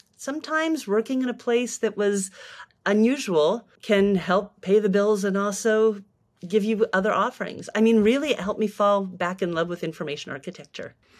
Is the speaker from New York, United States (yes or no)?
no; Tucson, Arizona, United States; moved away as an adult; also born or lived in San Francisco; I came back to my hometown of Tucson, Arizona